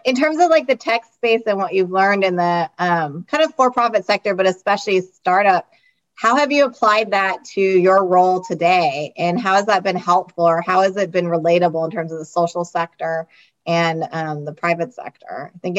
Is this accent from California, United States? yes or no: yes; Bay Area, California, United States; I'm from the Bay Area